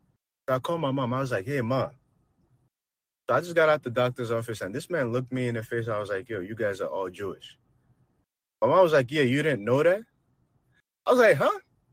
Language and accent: English; Nigeria; He's like, hell no, I'm Nigerian.